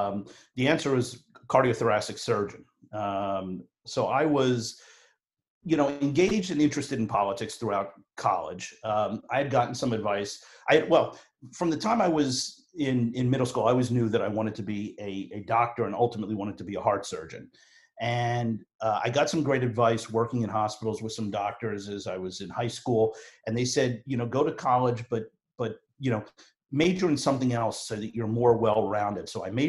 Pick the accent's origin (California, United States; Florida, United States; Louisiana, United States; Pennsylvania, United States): Pennsylvania, United States; Philadelphia; I am from Philly